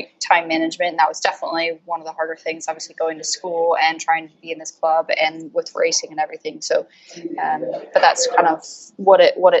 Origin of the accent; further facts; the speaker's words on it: Colorado, United States; moved away as an adult; now in United Kingdom; Definitely not from the UK. I'm from Colorado originally.